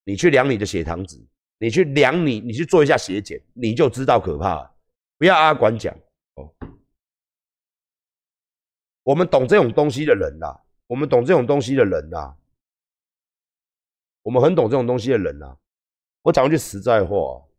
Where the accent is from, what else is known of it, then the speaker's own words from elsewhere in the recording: Tainan, Taiwan; 我们台南人吃糖是很自傲的事。